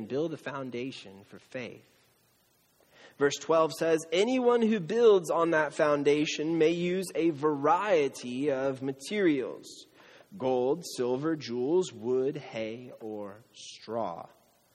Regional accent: Camarillo, California, United States; I'm from Camarillo, the outlets

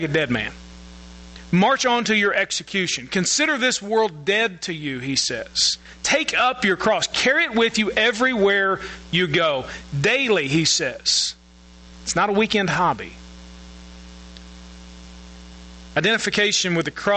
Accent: United States; we as American Christians

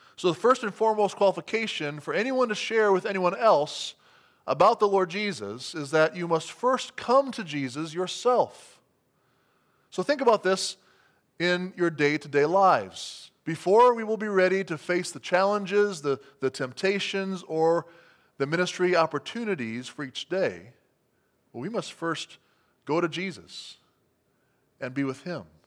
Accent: United States; as American Christians

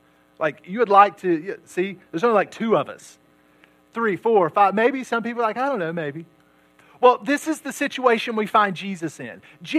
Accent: Chapmanville, West Virginia, United States; moved away; also born or lived in Logan, West Virginia; My hometown is Chapmanville, West Virginia. I was born in Logan, West Virginia, which is actually bigger than Chapmanville because I think it has like maybe 6 or 7 stoplights. Chapmanville actually only has 1 stoplight when I was a kid.

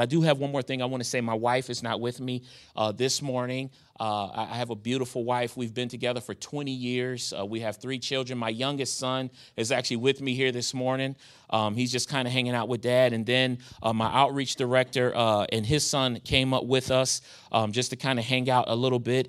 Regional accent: New York, United States; moved away as an adult; now in Charlotte, United States; I was a young kid growing up in New York, gang banging

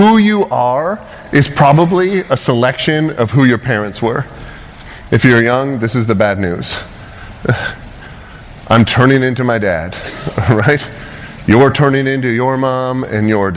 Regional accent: Canada; moved away as an adult; now in United States; I'm from Canada

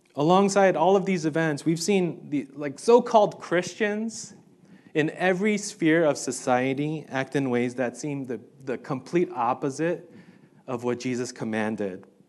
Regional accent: New York City, New York, United States; I grew up in New York City

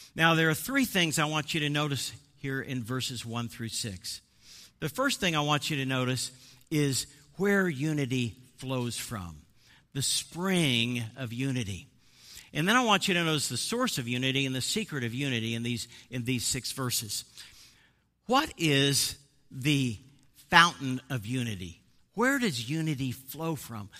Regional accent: Midwest, United States; moved away; also born or lived in Boston area; I'm actually from the Midwest

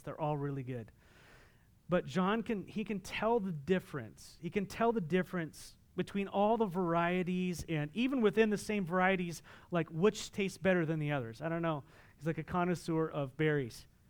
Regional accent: Southern California, United States; moved away; I'm from Southern California

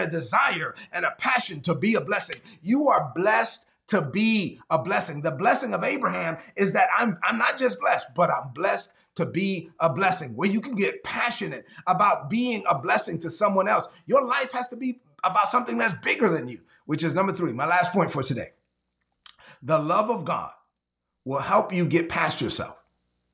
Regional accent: New York City, New York, United States; I'm from Brooklyn, man.

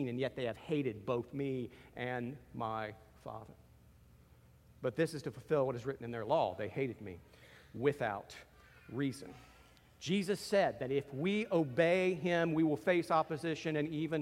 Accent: United States; I'm an American

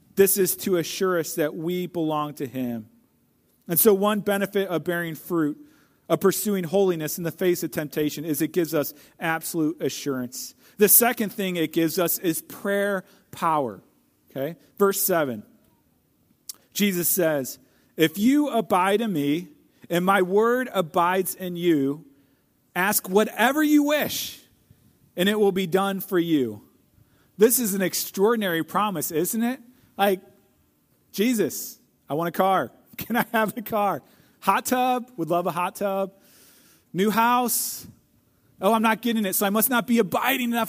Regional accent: St. Louis, Missouri, United States; I grew up in Saint Louis

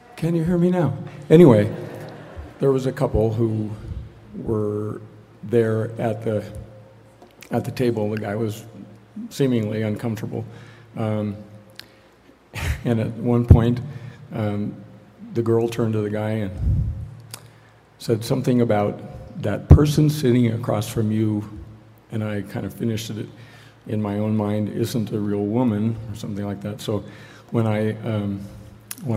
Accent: Cheyenne, Wyoming, United States; moved away; I grew up in Cheyenne, Wyoming

